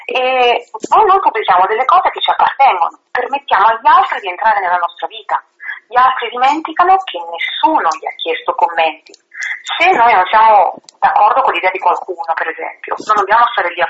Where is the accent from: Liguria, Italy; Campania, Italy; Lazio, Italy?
Campania, Italy; a small town near Vesuvius; first language Italian; moved away; ho avuto origini molto semplici in un paese molto piccolo all'ombra del Vesuvio e per anni io ho amato tantissimo il mio paese.